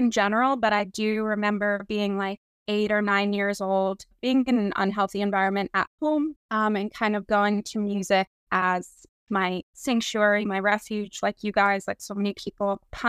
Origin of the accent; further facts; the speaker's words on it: New York, United States; I'm from New York, born and raised here